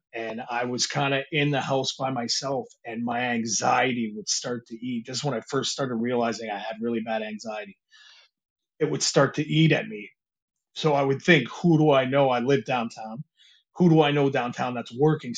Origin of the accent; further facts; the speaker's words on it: Michigan, United States; moved away as an adult; I grew up in Michigan. And when we moved over here, I think I was 18, just turning 19